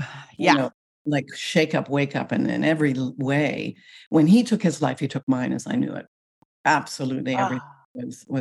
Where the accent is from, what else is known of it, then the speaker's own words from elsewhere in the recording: Canada; moved away as an adult; also born or lived in Paris, France; now in Seattle, United States; I'm Canadian. Mm. I still identify actually as a Canadian, but I now live in the United States.